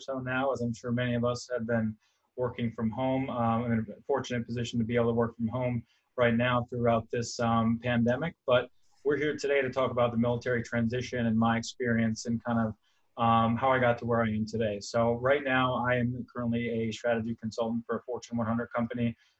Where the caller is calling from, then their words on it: Charlotte, North Carolina, United States; I'm coming from Charlotte, North Carolina